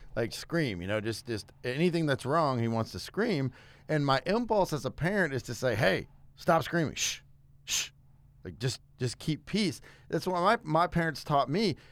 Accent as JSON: {"language": "English", "region": "South Louisiana", "country": "United States", "moved": "yes", "said": "I'm from South Louisiana originally"}